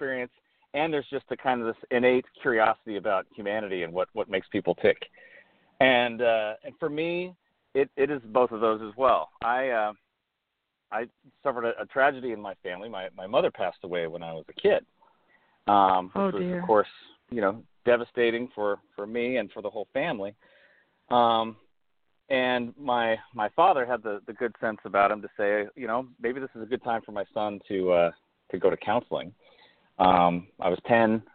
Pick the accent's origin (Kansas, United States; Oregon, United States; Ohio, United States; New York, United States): Oregon, United States; moved away as an adult; now in Pasadena, United States; I grew up in Oregon, and came down from Oregon to California to go to graduate school in psychology